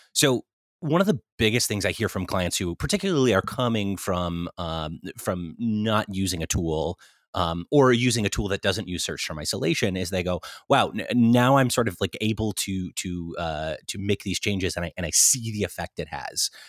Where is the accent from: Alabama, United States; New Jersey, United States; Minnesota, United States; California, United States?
California, United States; Central; moved away as an adult; also born or lived in Irvine / New York; now in Los Angeles, United States; I grew up in Central California originally